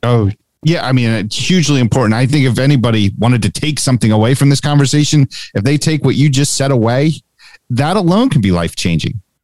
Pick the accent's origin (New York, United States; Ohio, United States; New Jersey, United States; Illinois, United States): New Jersey, United States; Haddonfield; also born or lived in Cherry Hill, New Jersey / California; I've lived in Haddonfield since I was four year